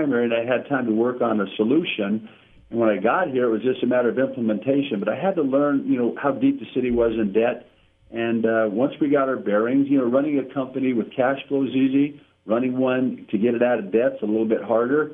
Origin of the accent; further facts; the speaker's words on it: North Las Vegas, Nevada, United States; I'd grown up in North Las Vegas